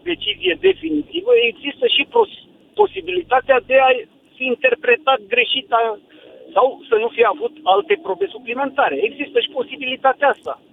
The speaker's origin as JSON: {"language": "Romanian", "country": "Romania", "also_born_or_lived": "Târgu Jiu", "said": "noi suntem români."}